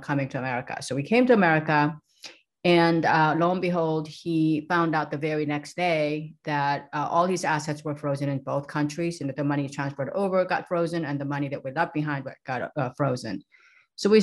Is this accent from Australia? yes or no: no; South Korea; now in San Diego, United States; I grew up in South Korea in a very small, sleepy little town by the beach, a seaside